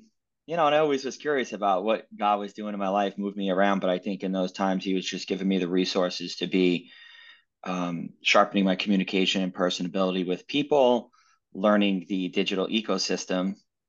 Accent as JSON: {"language": "English", "region": "New York", "country": "United States", "said": "I'm originally from New York. I've been all around the US, New York, LA, Las Vegas, San Francisco."}